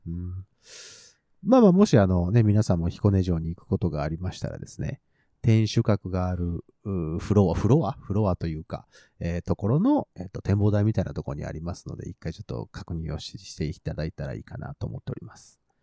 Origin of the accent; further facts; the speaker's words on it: Nagoya, Aichi, Japan; 地元は名古屋なので